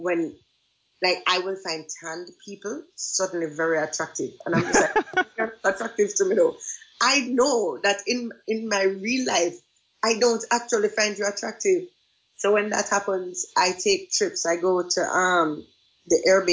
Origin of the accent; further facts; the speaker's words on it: Jamaica; moved away as an adult; now in Japan; I think it is the greatest privilege on the planet to be born in Jamaica.